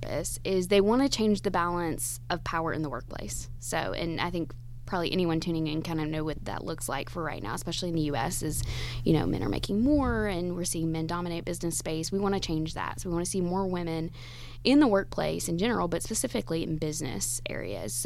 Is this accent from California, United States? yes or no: no; Georgia, United States; moved away as an adult; my home state is Georgia, so I wanted to come back to my home state